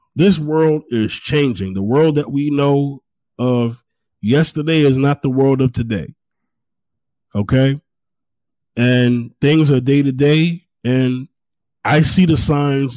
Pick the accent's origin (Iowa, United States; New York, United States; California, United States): New York, United States; now in Houston, United States; I'm from New York, but I'm not there anymore